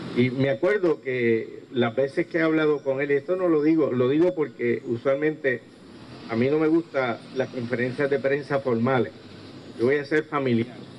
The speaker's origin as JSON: {"language": "Spanish", "town": "Ponce", "country": "Puerto Rico", "said": "a mi patria, a mi tierra, a mi Ponce. Estamos tan orgullosos de, de ser Ponce"}